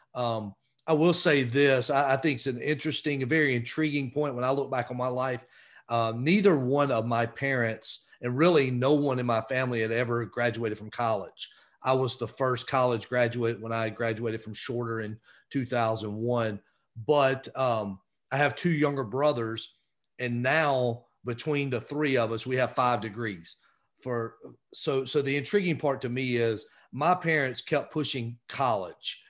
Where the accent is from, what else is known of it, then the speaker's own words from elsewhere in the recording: Winder, Georgia, United States; also born or lived in Rome, Georgia; I grew up in Winder, Georgia, which is in northeast Georgia, kinda northeast of Atlanta